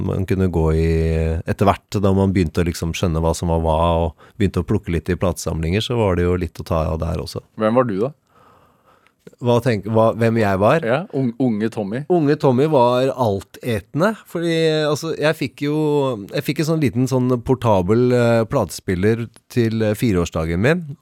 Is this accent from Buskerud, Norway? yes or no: no; Oslo, Norway; Jeg er fra Oslo. Eh, jeg vokste vel først opp på, på Årvoll.